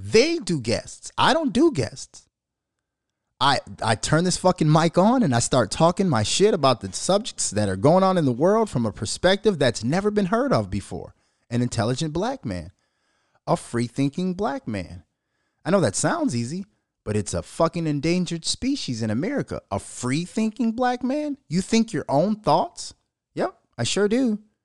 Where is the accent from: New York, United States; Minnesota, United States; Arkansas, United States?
Minnesota, United States; born or raised there